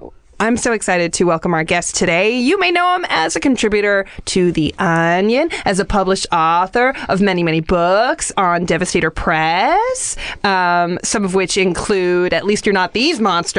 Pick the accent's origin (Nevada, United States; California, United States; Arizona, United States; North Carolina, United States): California, United States; the Valley; I grew up in the Valley, and I grew up in a neighborhood that was predominantly Jewish, and it wasn't until I was older did I learn that the neighborhood was nicknamed Little Jerusalem.